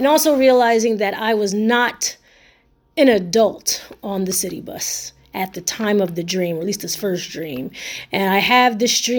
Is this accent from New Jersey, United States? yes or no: yes; Camden, New Jersey, United States; I was raised in Camden, New Jersey, during the 90s